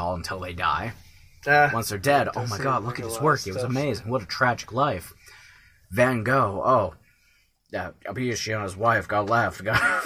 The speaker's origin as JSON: {"language": "English", "country": "Canada", "tie": "born or raised there", "said": "growing up in Canada"}